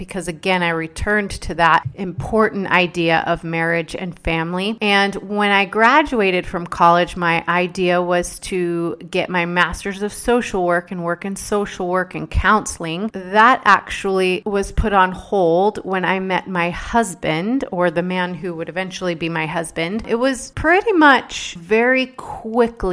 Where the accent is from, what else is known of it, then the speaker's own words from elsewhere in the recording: Dallas, Texas, United States; I was born and raised in Dallas, Texas